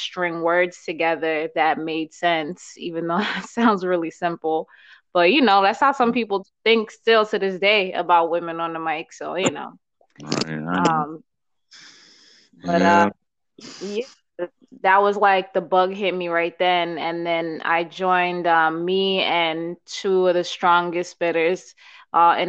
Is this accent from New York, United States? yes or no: yes; New York, United States; also born or lived in Uganda / Bronx / Brooklyn / Queens; I was born in Uganda. I was raised in New York, primarily in Harlem. Came here when I was 2 years old